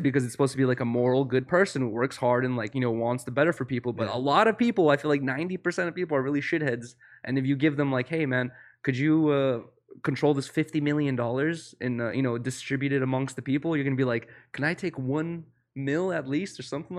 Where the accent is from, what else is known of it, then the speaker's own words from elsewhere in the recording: Russia; born there; Okay, no. So I was born in Russia